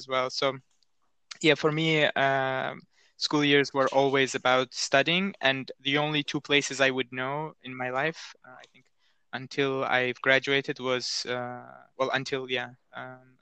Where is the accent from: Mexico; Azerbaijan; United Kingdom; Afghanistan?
Azerbaijan; Sumgayit; I was born and raised for a long time in Sumgayit, Azerbaijan